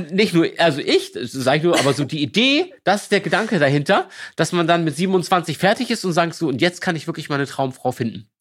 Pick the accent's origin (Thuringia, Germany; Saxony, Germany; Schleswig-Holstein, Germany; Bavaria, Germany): Schleswig-Holstein, Germany; Lübeck; also born or lived in Berlin; now in Hamburg, Germany; ich komme aus Lübeck, äh, gebürtig